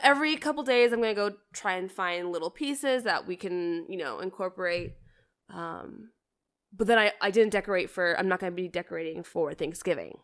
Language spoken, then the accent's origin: English; Canada; moved away; I grew up in Canada